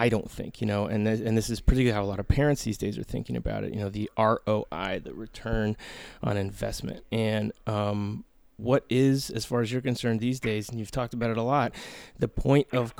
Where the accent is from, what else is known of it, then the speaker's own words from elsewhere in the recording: Portland, Oregon, United States; moved away; I grew up on 40th and Hawthorne.